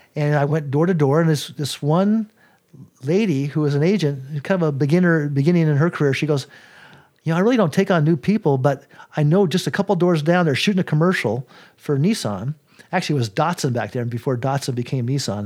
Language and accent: English; Colorado, United States; I was raised in Colorado